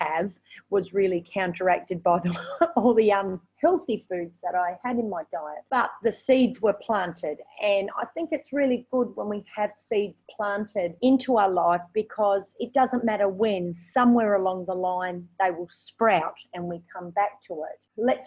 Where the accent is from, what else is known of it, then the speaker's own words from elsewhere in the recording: Australia; moved away as an adult; now in Vietnam; I am actually from Australia.